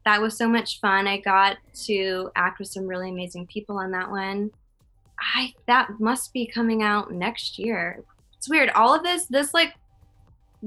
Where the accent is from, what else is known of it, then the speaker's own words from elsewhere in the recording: Connecticut, United States; I'm from Connecticut